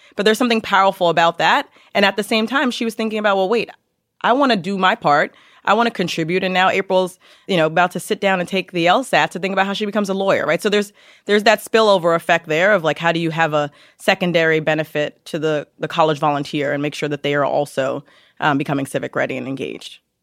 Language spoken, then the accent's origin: English; New York City, New York, United States; also born or lived in Yonkers / Harlem; I grew up in Yonkers in the Bronx, so I'm a native New Yorker